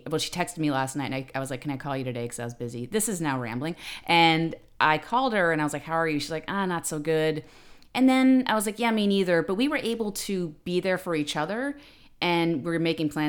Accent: New York City, New York, United States; I'm from the Bronx

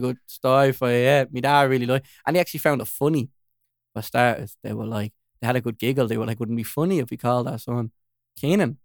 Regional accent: Dublin, Leinster, Ireland; I'm just from, like, North Side

